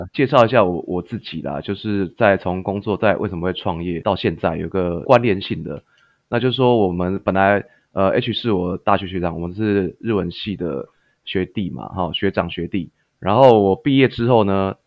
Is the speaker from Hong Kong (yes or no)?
no; Taiwan; moved away as an adult; also born or lived in Canada; 因为老板他是看我台湾人嘛